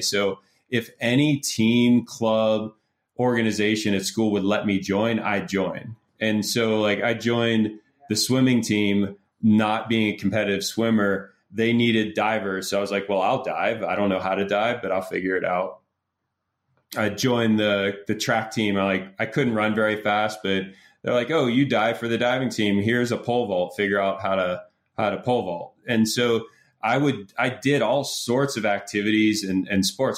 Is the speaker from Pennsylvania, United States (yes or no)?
yes; Pittsburgh, Pennsylvania, United States; I grew up in Pittsburgh